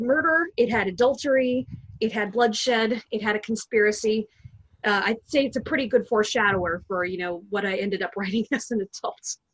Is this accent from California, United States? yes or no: yes; Long Beach, California, United States; born and raised in Southern California, in Long Beach.